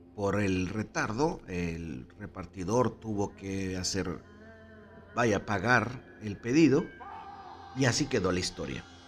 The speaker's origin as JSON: {"language": "Spanish", "town": "Monterrey", "region": "Nuevo León", "country": "Mexico", "said": "como buenos regios"}